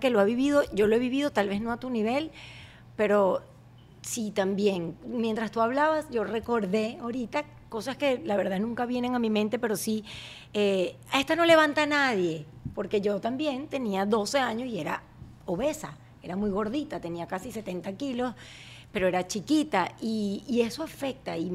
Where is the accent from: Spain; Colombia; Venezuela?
Venezuela; Barquisimeto, Lara; now in United States; en mi colegio Las Colinas, en Barquisimeto